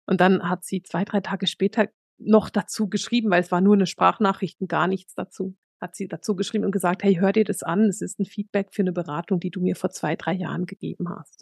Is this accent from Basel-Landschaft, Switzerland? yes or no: no; suburb of Bern, Switzerland